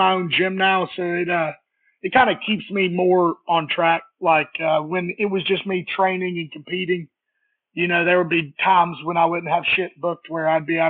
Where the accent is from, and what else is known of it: Soddy-Daisy, Tennessee, United States; born or raised there; also born or lived in Alabama